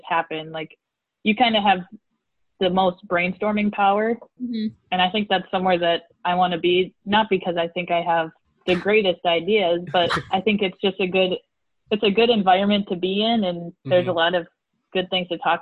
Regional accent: Midwest, United States; accent: Midwestern; my Midwestern accent

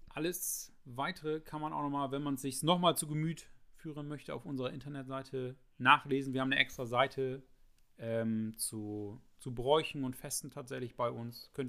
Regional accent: Germany; da, da, sind wir aus Friesen ganz eigen, da sind wir unser, unser kleines verrücktes Völkchen.

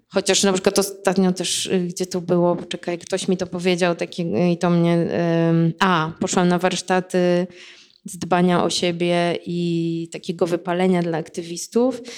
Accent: Płock, Masovian Voivodeship, Poland; now in Warsaw, Poland; z mojego rodzinnego miasta z Płocka

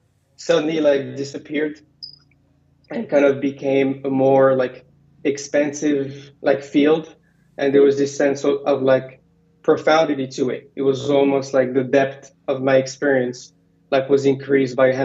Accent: Morocco; English is a second language; moved away as an adult; also born or lived in Virginia / San Francisco; I was born in Virginia, but I went back to Morocco when I was one and lived most of my life there. Went to a French high school

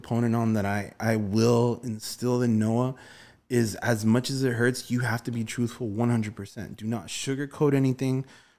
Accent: Glendale, California, United States; I mean, we just recently moved to Van Nuys. You know, I grew up in Virgil Village, Glendale, Atwater.

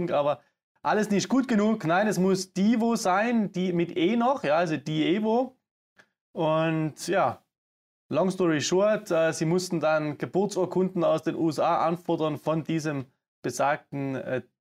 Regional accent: Saxony, Germany; accent: Saxon; Ihr hört es am Akzent, man hört es immer noch. Aber ich komme aus Sachsen und ne? das habe ich mir echt abtrainiert.

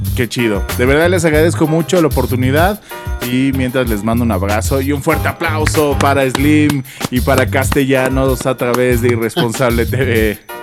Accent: Mexico; como mexicanos

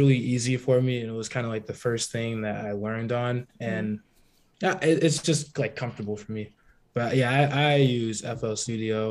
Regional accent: Las Vegas, Nevada, United States; moved away as an adult; now in Florida, United States; I'm from Vegas originally. So, I mean, moving to Florida was just exciting.

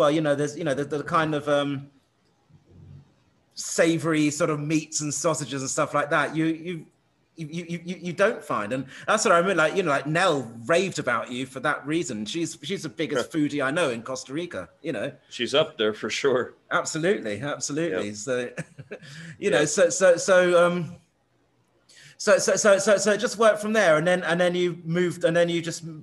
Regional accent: England, United Kingdom; I'm English.

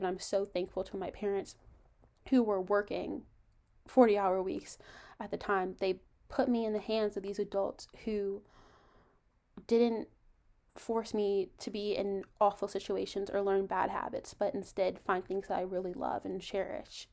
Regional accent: Virginia, United States; I'm from Virginia

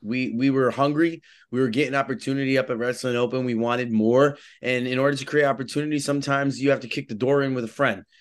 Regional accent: New York City, New York, United States; I'm originally from the Bronx

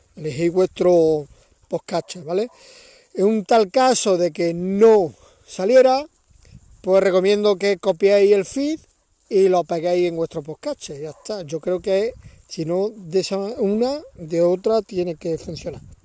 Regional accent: Córdoba, Andalusia, Spain; now in Valle de los Pedroches, Spain; yo soy de Córdoba, Córdoba capital, aunque llevo eh, bastantes años viviendo en un pueblecito muy pequeño del Valle de los Pedroches

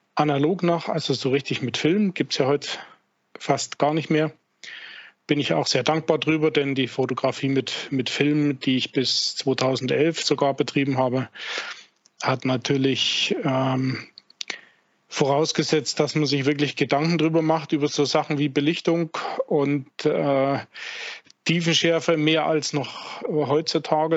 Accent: Vogtland, Saxony, Germany; moved away; also born or lived in southern Bavaria; Ich bin gebürtiger Vogtländer, wohnhaft seit vielen Jahren im Bayerischen, im Südbayerischen

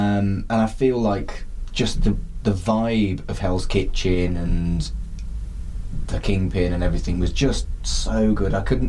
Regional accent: United Kingdom; We're British.

